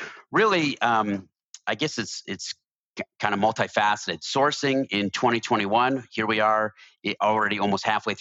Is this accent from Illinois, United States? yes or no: yes; suburb of Chicago, northern Illinois, United States; I grew up in a very northern part of Illinois, about an hour north of Chicago